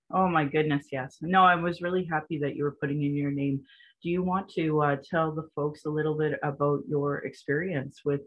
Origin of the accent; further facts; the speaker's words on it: Calgary, Alberta, Canada; I was born in Calgary